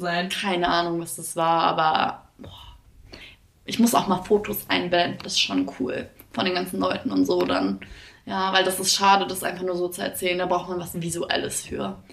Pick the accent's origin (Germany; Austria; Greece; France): Greece; moved away; ich komme ja aus Griechenland und ähm, wir Griechen